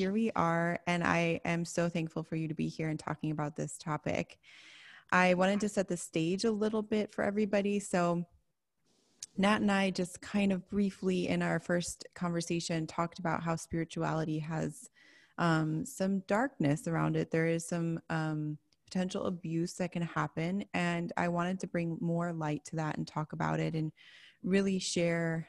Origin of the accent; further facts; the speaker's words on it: Chicago, Illinois, United States; I grew up in Chicago